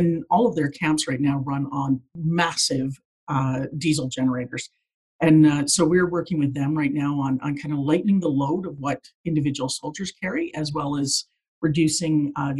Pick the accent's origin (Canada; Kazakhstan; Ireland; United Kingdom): Canada; Fort McMurray, Alberta; moved away as an adult; also born or lived in Newfoundland / Edmonton; I mean, I grew up in Alberta. I grew up in Fort McMurray, actually